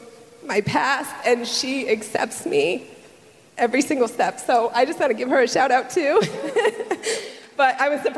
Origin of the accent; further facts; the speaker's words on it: New York, United States; moved away as an adult; now in Southern United States; I lived in New York, and we were moving down south a month later